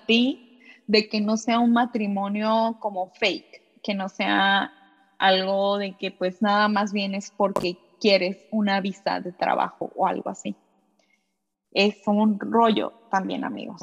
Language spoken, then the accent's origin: Spanish; Mexico; moved away as an adult; now in Japan